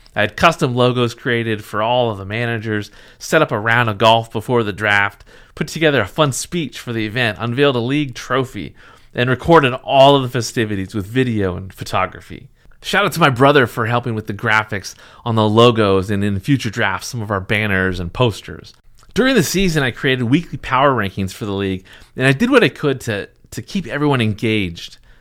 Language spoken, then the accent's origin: English; Seattle, Washington, United States; I was a Seattle sports fan, I, I, growing up in the area